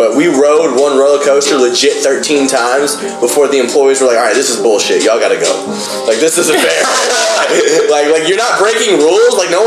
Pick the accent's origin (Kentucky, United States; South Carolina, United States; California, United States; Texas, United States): South Carolina, United States; Fort Mill; I was born near Charlotte, North Carolina